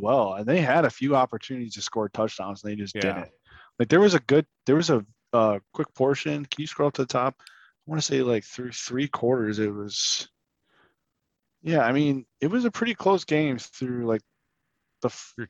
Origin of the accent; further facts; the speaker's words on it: Detroit, Michigan, United States; I'm from Detroit.